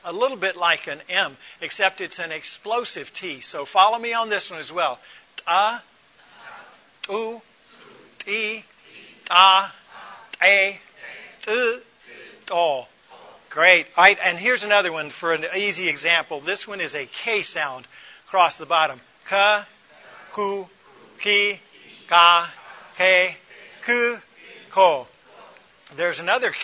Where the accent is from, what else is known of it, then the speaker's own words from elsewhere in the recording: Atlanta, Georgia, United States; moved away as an adult; also born or lived in Ethiopia / Boyolali, Indonesia; the world I grew up in the Atlanta area